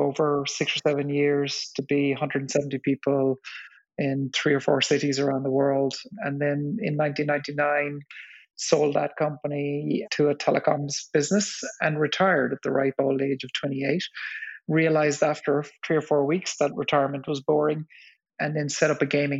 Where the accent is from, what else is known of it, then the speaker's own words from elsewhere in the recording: West Cork, Munster, Ireland; I grew up in West Cork in the south of Ireland in the 70s